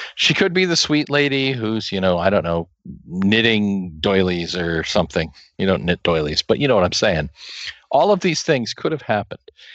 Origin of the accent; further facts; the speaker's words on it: Kansas, United States; also born or lived in Hays, Kansas; I come from a small town in the middle of nowhere in the middle of Kansas